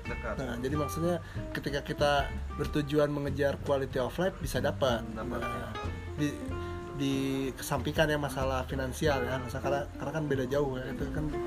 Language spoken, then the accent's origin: Indonesian; Java, Indonesia; meskipun saya sendiri orang Jawa ya iya. sebenarnya tapi dengar orang ngobrol Jawa tuh kadang menggelitik aja gitu